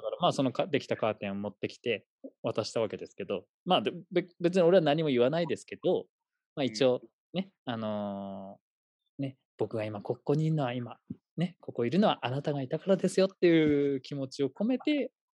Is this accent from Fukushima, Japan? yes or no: yes; Fukushima, Japan; moved away; also born or lived in Tokyo; 福島は、えー、と一応僕がですね、生まれたところが、まあ、この辺りだったっていうところですね。なんで、まあ、U、ともともと東京にもいたので、まあ、U ターンって形